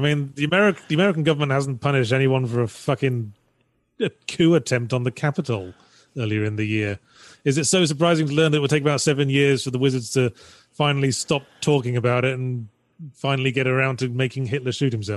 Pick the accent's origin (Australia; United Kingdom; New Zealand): United Kingdom; I'm British.